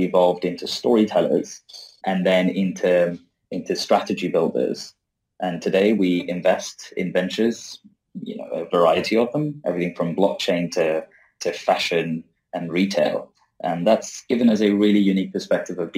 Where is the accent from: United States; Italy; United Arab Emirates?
United Arab Emirates; Dubai; also born or lived in Libya; I was born in Libya, of all places, and raised in Dubai